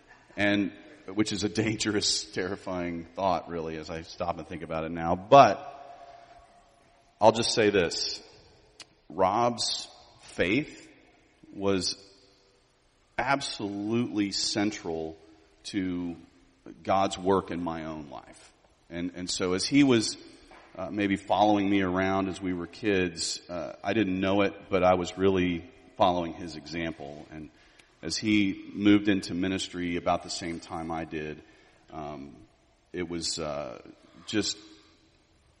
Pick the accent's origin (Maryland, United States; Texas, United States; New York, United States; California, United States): Texas, United States; Houston; I grew up in Houston